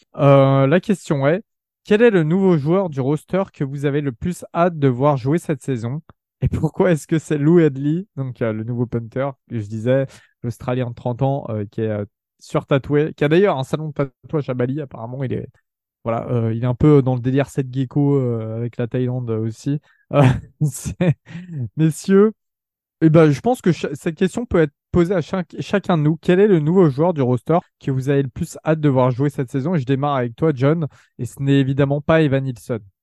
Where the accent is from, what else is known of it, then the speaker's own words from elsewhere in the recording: France; on est jeunes, on est français, on n'a pas grandi euh, là-bas